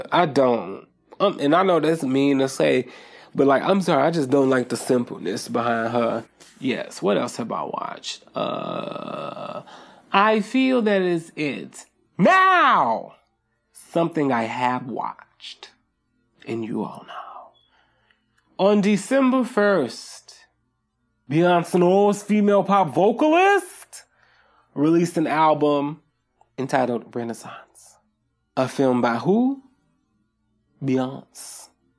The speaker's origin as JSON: {"language": "English", "country": "Nigeria", "said": "we are Nigerian, so we don't, well, some of us, you know, don't understand the severity of accusing someone of witchcraft and stuff like that."}